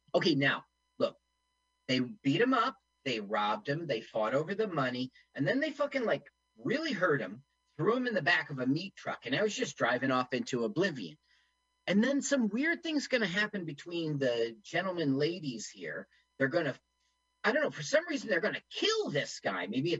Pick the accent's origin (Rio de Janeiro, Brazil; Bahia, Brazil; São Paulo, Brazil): Rio de Janeiro, Brazil; I did some growing up in Rio, actually, and then I went on to return from my master's.